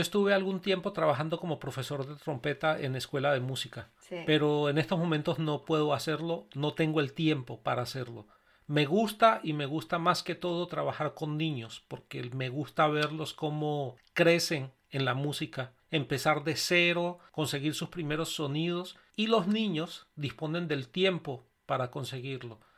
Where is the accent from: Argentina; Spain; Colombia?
Colombia; moved away as an adult; yo venía desde Colombia